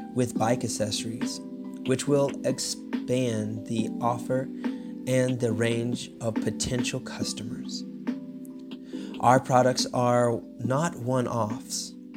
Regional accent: United States; moved away as an adult; now in Poland; I'm originally from America

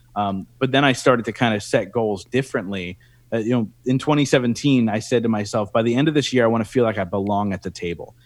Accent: Reading, Pennsylvania, United States; here in my hometown in Reading, Pennsylvania

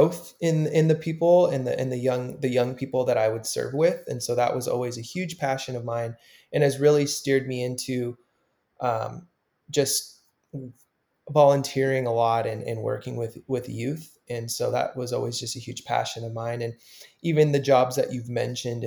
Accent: Southern California, United States; moved away; so I grew up in Southern California my whole life

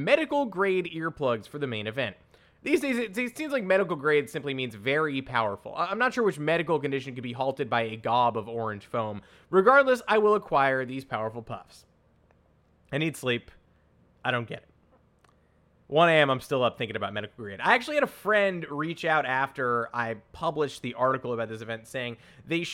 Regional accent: New York, United States; I'm from New York

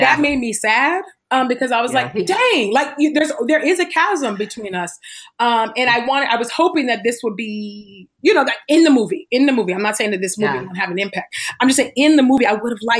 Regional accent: the Bay Area, California, United States; I'm from the Bay

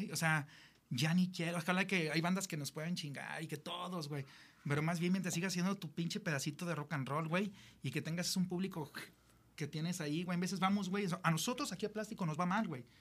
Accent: Mexico; pues somos mexicanos, güey.

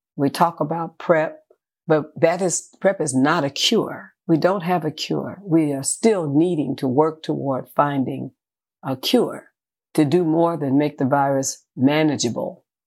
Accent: San Francisco, California, United States; born in San Francisco, California.

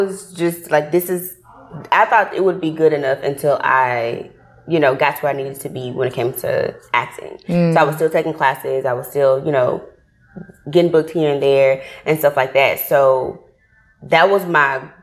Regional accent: Memphis, Tennessee, United States; accent: country; moved away as an adult; now in Atlanta, United States; when I grew up in Memphis. I'm from Memphis, Tennessee

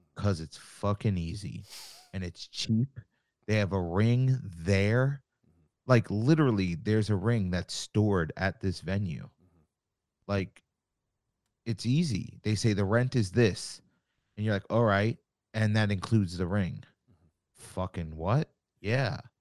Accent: Long Island, New York, United States; I'm from Long Island. I live here still. Uh, I grew up going to shows out here.

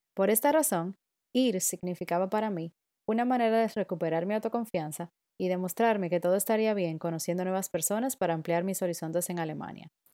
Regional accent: Dominican Republic; moved away as an adult; now in Berlin, Germany; soy dominicana y vivo en Berlín desde principios del 2019

